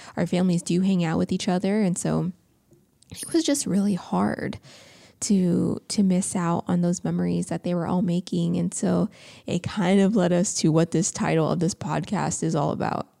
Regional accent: Indiana, United States; now in California, United States; we're from the Midwest, um, in Indiana

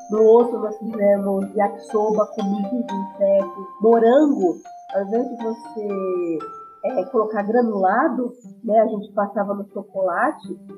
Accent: São Paulo, Brazil; eu sou de São Paulo, assim, São Paulo capital, né?

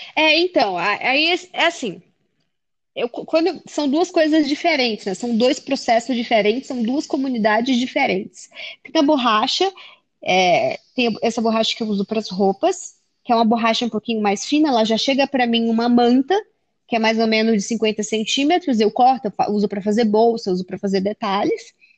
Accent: Acre, Brazil; born or raised there; moved away as an adult; also born or lived in England; now in São Paulo, Brazil

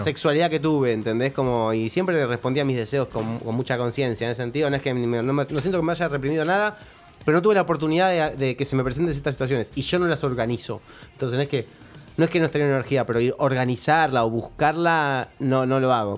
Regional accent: Argentina; creo que nací de casualidad en Argentina

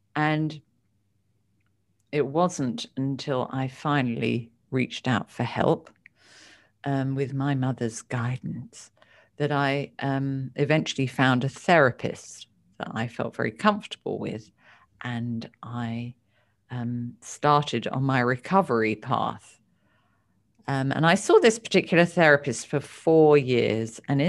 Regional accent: United Kingdom; I only grew up with a mother. My father died when I was two. And I've got two older brothers, and I grew up in the United Kingdom.

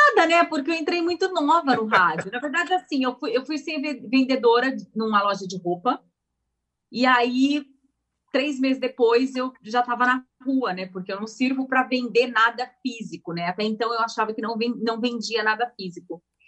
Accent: São Carlos, São Paulo, Brazil; accent: caipira; moved away as an adult; also born or lived in United States; now in São Paulo, Brazil; Eu sou do interior de São Paulo, nasci em São Carlos e fiquei lá até os meus 17 anos

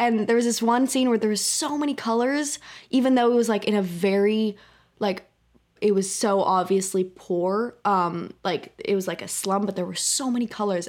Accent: San Francisco, California, United States; from San Francisco, California.

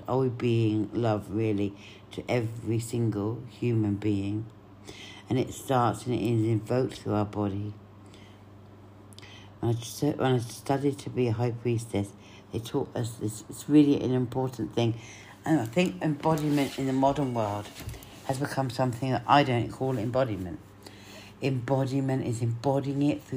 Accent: Cyprus

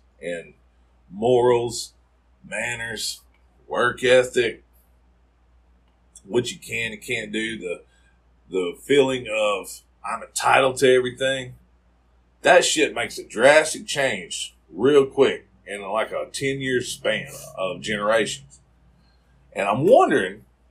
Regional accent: South Mississippi, United States; growing up in South Mississippi

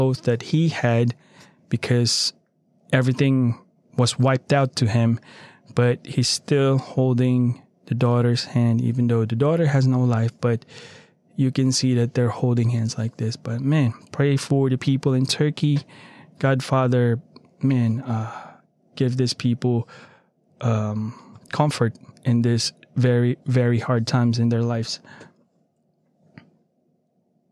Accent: Philippines; now in United States; I am a Filipino by birth, and I am still a Filipino under that right.

